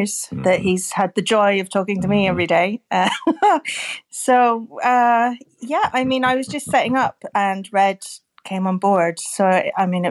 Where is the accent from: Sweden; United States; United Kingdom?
United Kingdom; Scotland; I'm actually Scottish